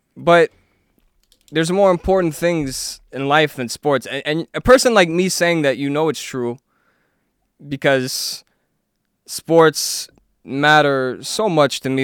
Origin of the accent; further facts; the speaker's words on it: South Florida, United States; being from South Florida